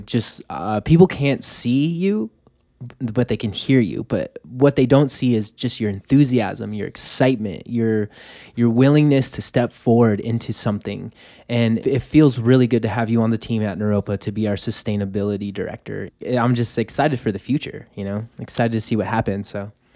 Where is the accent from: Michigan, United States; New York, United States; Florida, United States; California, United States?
California, United States; Los Angeles; now in Boulder, United States; I was born and raised in Los Angeles. I grew up in traffic